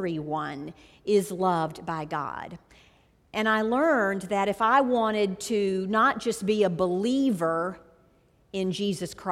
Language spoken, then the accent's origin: English; St. Simons Island, Georgia, United States; I grew up on St. Simon's Island in Georgia